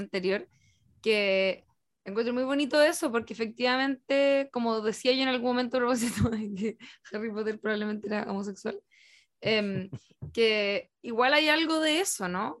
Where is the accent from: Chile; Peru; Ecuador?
Chile; Rancagua, O'Higgins; estar en, en Rancagua, en Rancagua y en un colegio como bastante zorrón